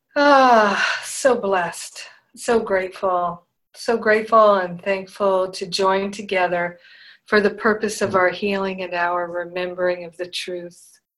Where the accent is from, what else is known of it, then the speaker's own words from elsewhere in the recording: Rhode Island, United States; moved away as an adult; also born or lived in Boston; when I was a teenager, living growing up in Rhode Island